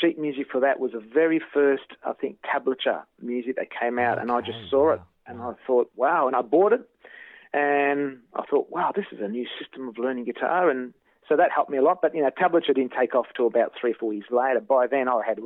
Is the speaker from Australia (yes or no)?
yes; Kyabram, Victoria, Australia; also born or lived in Shepparton; I was born and bred in Kyabram